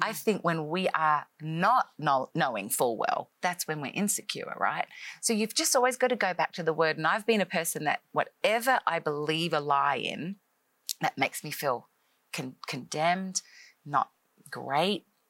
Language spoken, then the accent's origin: English; Australia; moved away as an adult; now in Nashville, United States; I am an Australian-born uh, girl who grew up in Australia most of my life